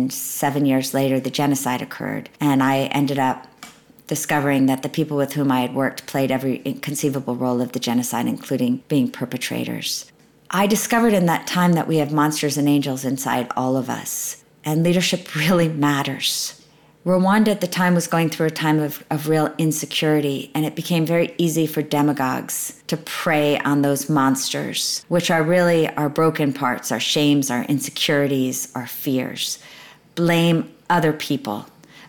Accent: United States; as an American woman

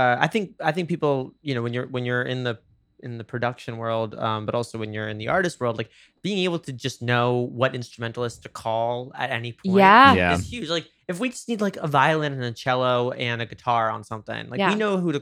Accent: New York, United States; moved away; I say that as a New Yorker.

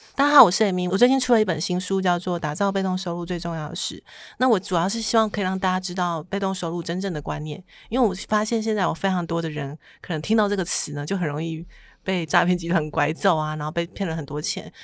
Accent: Taitung, Taitung County, Taiwan; 我是台东人啊，我本来就梦想在台东有一间房子

